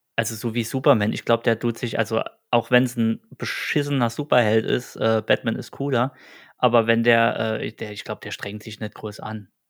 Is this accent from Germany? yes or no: yes; Saarland, Germany; Und wir sind äh, zwei nette Gesellen aus dem Saarland